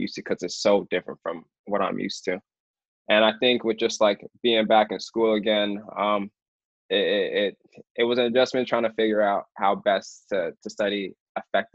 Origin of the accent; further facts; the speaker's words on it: Alaska, United States; moved away as an adult; now in Boston, United States; just being from Alaska and living there my whole life